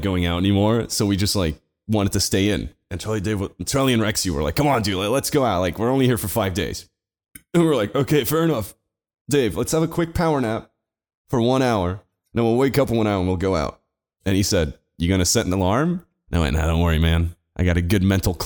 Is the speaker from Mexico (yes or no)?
no; Portugal; I'm from Portugal.